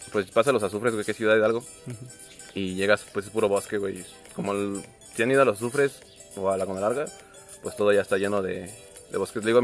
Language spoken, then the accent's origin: Spanish; Celaya, Guanajuato, Mexico; Yo soy el de Celaya, güey.